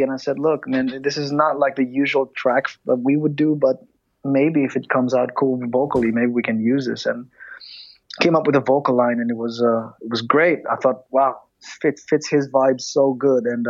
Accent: Greece; growing up in Greece

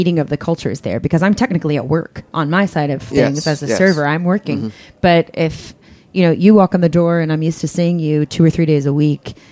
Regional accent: Kentucky, United States; now in New York, United States; I'm from Kentucky

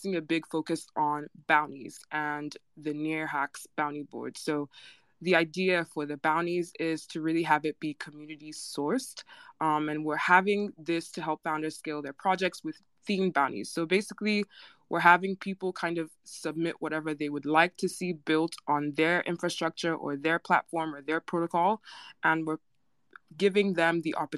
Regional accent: Nigeria; I'm Nigerian

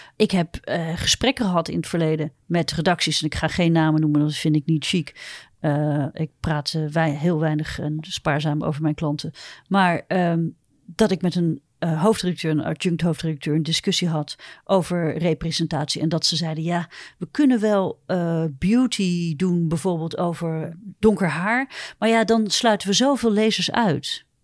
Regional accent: Netherlands; ik kom gewoon uit Holland

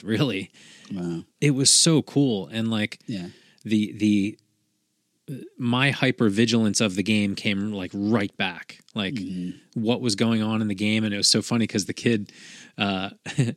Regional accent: Philadelphia, Pennsylvania, United States; moved away as an adult; That's me in Philly. Like I haven't lived there for a long time, but I spent my first 30 some years there.

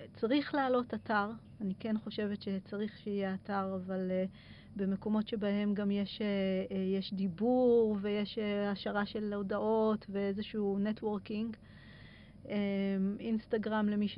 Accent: Israel; also born or lived in Kerem Maharal; אצלנו בישראל

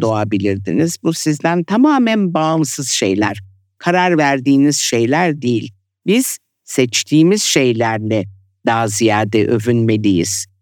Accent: Turkey; born or raised there; moved away; also born or lived in Italy / France

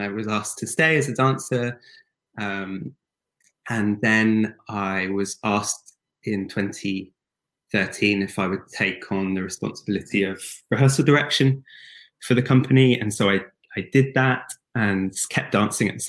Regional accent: Devon, South West England, United Kingdom; I grew up in Devon, southwest of England, in the countryside

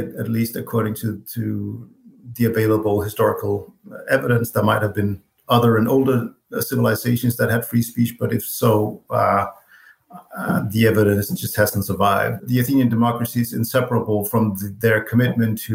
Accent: Copenhagen, Capital Region of Denmark, Denmark; I live and was born and raised in Copenhagen, Denmark

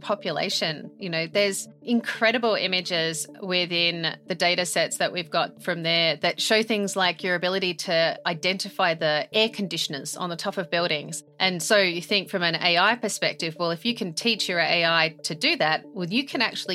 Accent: Australia; now in United Kingdom; I'm Australian. I live in the UK.

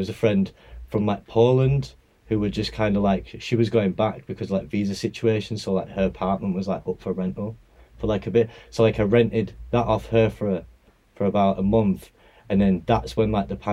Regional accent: Bradford, Yorkshire and the Humber, United Kingdom; I'm from Bradford. I was around like bassline and grime growing up

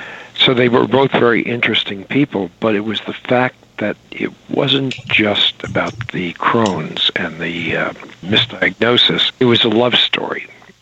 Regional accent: New York City, New York, United States; I say that as a New Yorker

